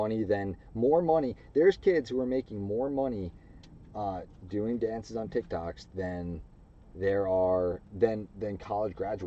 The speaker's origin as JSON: {"language": "English", "area": "Long Island", "region": "New York", "country": "United States", "tie": "born or raised there", "said": "where we grew up on Long Island"}